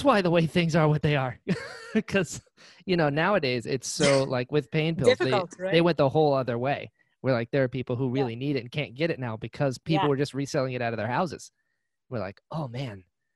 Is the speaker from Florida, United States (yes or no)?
yes; Florida, United States; also born or lived in North Carolina; I grew up in Florida. I'm from North Carolina. I moved down here when I was like six. So I grew up here.